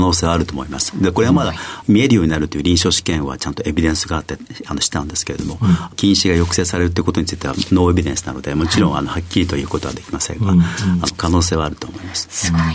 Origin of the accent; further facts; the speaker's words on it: Akita, Japan; 秋田県の秋田市になります。